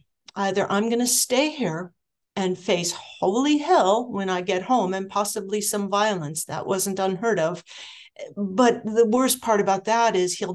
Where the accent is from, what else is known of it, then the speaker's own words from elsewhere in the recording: Anaheim, California, United States; I grew up in Southern California in Anaheim